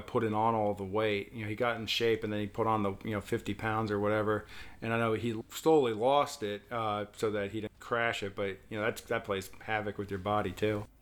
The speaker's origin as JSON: {"language": "English", "region": "Virginia", "country": "United States", "tie": "born or raised there", "said": "I was born in Virginia, but my family's from New York"}